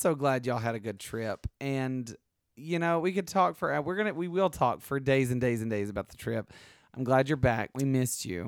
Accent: the South, United States; I'm from the South

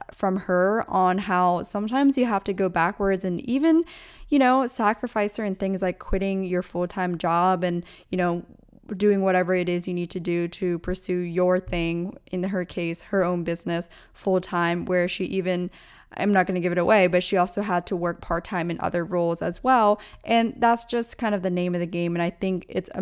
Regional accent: between Lancaster and Reading, Pennsylvania, United States; also born or lived in Orange County; now in Los Angeles, United States; I'm from between Lancaster and Reading

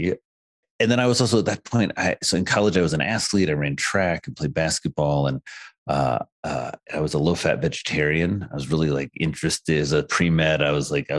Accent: rural Indiana, United States; moved away as an adult; now in New York, United States; I was born and raised in Indiana

